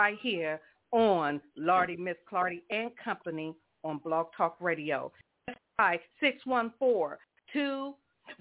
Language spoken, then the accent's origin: English; Columbus, Ohio, United States; I'm from Columbus, Ohio myself